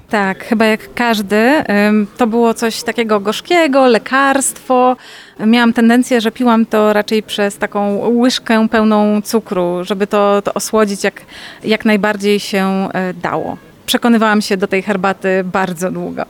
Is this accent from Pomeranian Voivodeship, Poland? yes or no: no; Poznań, Greater Poland, Poland; jestem z Poznania